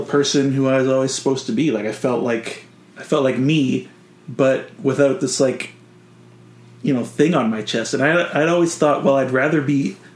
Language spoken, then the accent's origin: English; Southern Ontario, Canada; now in Vancouver, Canada; I'm from like Southern Ontario